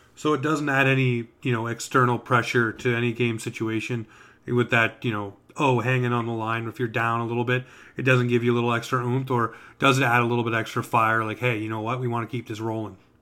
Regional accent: Toronto, Ontario, Canada; I grew up in Toronto

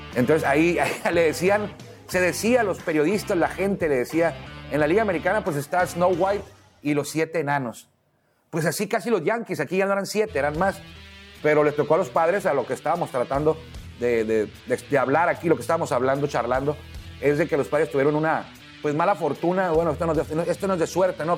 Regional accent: Mexico; somos mexicanos

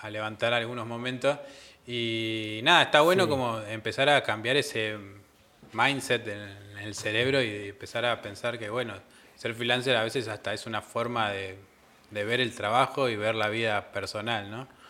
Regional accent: Comodoro Rivadavia, Chubut, Argentina; moved away; yo vengo de Comodoro Rivadavia

